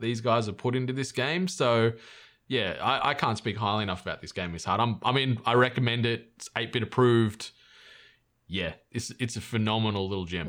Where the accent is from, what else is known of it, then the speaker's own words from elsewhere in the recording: Australia; I'm Australian